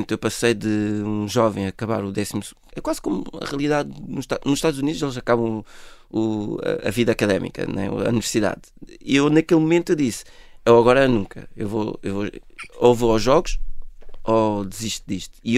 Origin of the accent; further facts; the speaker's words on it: Côte d’Ivoire; born there; Foi onde eu nasci.